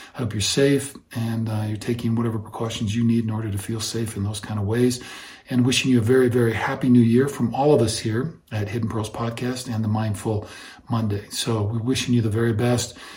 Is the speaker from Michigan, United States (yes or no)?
no; Iowa, United States; I grew up in Iowa